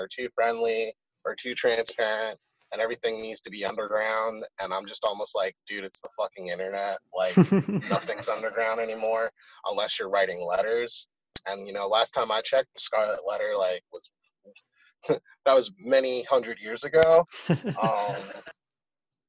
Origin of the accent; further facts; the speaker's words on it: Philadelphia, Pennsylvania, United States; growing up in Philly was a fucking whirlwind, to say the least.